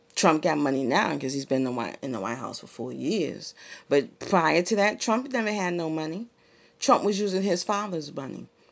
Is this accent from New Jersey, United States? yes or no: no; Boston, Massachusetts, United States; I grew up in the hood, I grew up in the Barry, Roxbury, Massachusetts, in the sixties and the seventies